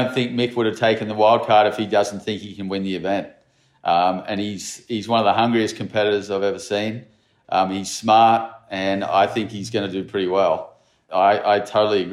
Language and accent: English; Narrabeen, New South Wales, Australia; I grew up in Narrabeen